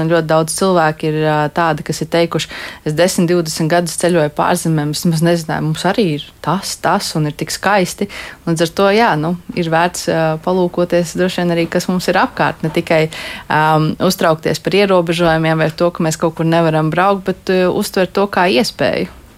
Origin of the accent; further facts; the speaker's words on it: Riga, Latvia; es esmu rīdziniece